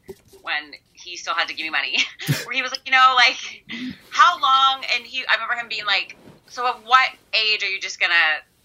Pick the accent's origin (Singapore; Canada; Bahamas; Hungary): Canada; Peterborough, Ontario; also born or lived in Vancouver; now in Toronto, Canada; Well, I was born and raised in Peterborough, but I've been in Toronto for, like, longer than I haven't been in Toronto, so I consider Toronto home.